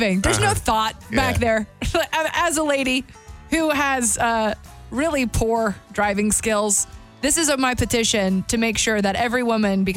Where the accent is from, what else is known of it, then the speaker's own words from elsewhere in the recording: Alabama, United States; moved away as an adult; also born or lived in Kentucky; I grew up in Alabama